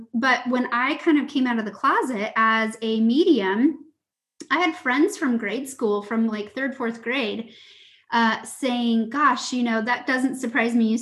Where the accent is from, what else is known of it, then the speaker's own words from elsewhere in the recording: Lake Tapps, Washington, United States; I grew up on Lake Taps